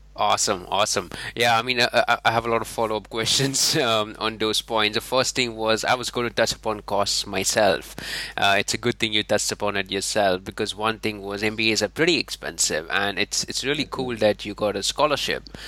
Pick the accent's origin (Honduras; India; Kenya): India; I'm from India